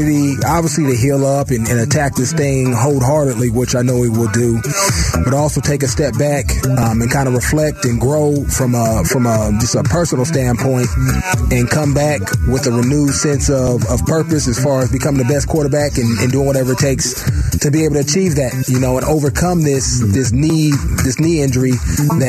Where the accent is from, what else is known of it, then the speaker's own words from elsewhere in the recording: the Bay Area, California, United States; now in Arizona, United States; I'm from the Bay